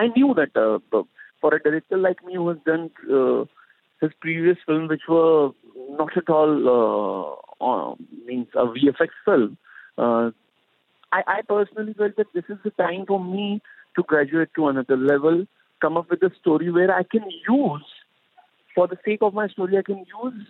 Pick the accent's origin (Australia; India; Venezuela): India; as an Indian